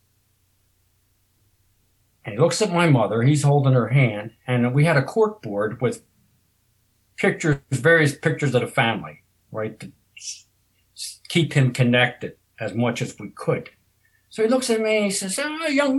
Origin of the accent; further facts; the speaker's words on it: Maryland, United States; I am from Maryland. I live north of Baltimore